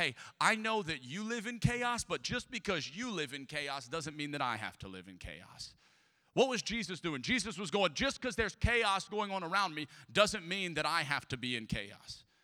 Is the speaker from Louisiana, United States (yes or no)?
yes; Southern Louisiana, United States; I am from Southern Louisiana. I am a Cajun.